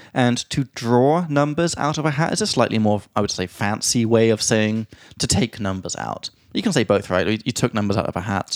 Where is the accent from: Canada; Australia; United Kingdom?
United Kingdom; England; now in Prague, Czechia; from England